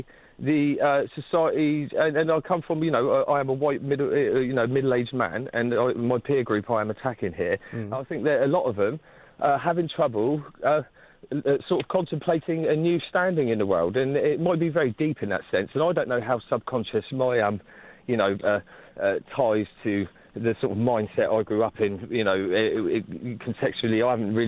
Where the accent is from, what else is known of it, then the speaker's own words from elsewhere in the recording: United Kingdom; maybe because we're British, then maybe we should take a bow